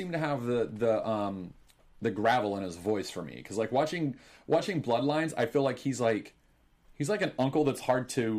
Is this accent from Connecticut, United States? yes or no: no; Texas, United States; I grew up in Texas. With football